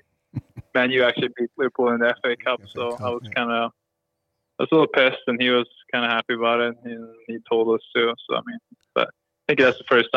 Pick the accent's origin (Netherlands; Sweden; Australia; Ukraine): Sweden; English is a second language; moved away as an adult; also born or lived in Kramfors / Manchester; now in Los Angeles, United States; Growing up in Sweden